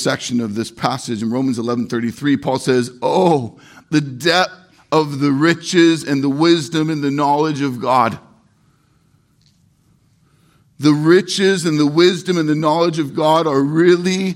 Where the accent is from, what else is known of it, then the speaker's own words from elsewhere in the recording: Irvine, California, United States; I'm from Orange County, from Irvine, California. I'm a city kid. I'm a Southern California kid